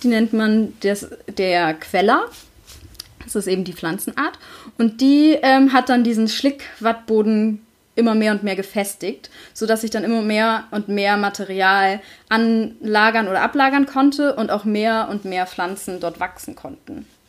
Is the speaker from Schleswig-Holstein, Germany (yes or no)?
yes; Schleswig-Holstein, Germany; ich bin ja auch in Schleswig-Holstein groß geworden